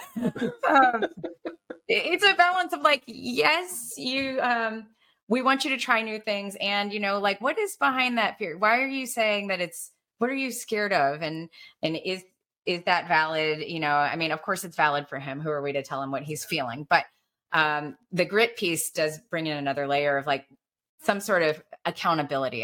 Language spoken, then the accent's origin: English; Alabama, United States; growing up in Alabama